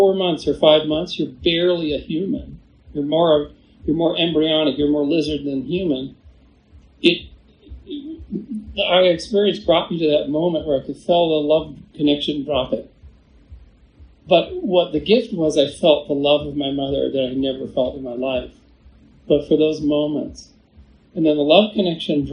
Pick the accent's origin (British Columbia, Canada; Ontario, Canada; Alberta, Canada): British Columbia, Canada; Victoria; the very room that I was born in Victoria, British Columbia